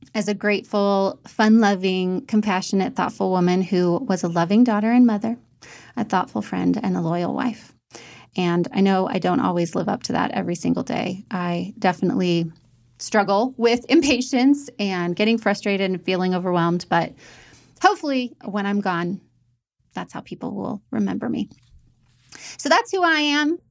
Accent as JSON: {"language": "English", "town": "St. Louis", "region": "Missouri", "country": "United States", "tie": "born or raised there", "also_born_or_lived": "Indianapolis, Indiana", "said": "We moved to St. Louis, Missouri, where I was raised"}